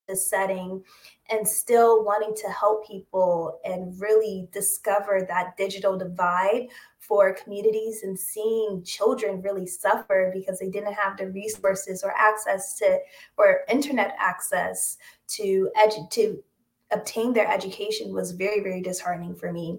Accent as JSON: {"language": "English", "town": "Washington", "region": "District of Columbia", "country": "United States", "tie": "born or raised there", "also_born_or_lived": "Connecticut", "moved": "as an adult", "lives_now": "New York City, United States", "said": "I was born and raised in the Washington, D.C. area"}